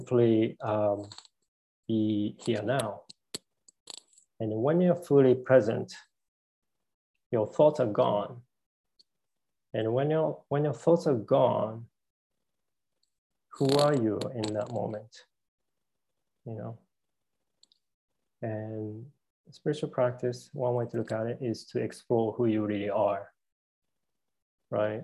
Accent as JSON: {"language": "English", "region": "Tokyo", "country": "Japan", "moved": "as an adult", "lives_now": "United States", "said": "I came originally from Japan. You know, I'm a male. You know, and I came from Tokyo, Japan. I lived in America for 20 years"}